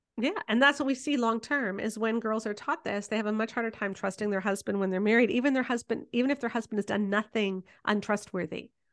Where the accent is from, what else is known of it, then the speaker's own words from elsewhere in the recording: Canada; I'm Canadian